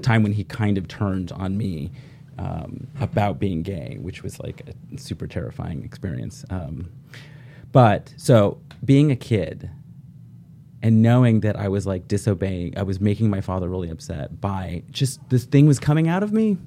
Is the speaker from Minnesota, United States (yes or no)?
no; Oregon, United States; I grew up in Oregon, eldest of four sons.